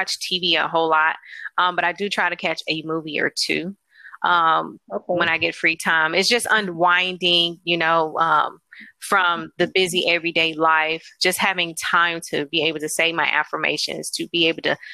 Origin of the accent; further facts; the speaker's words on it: St. Louis, Missouri, United States; also born or lived in Alabama; I'm from St. Louis